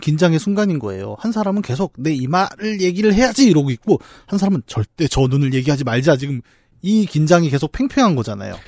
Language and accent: Korean; Bucheon, Gyeonggi Province, South Korea; 저는 부천 북쪽 출신이에요